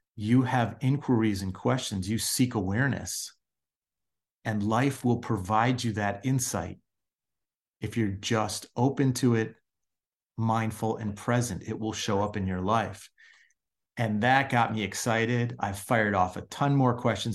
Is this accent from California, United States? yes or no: no; Chicago, Illinois, United States; growing up in Chicago